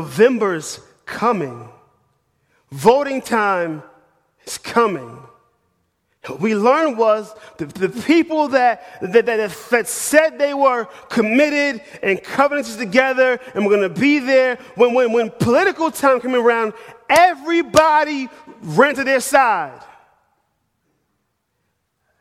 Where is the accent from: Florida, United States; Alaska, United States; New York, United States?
New York, United States; New York City; moved away as an adult; also born or lived in Manhattan; now in Knoxville, United States; I'm from New York City. I'm a northern boy.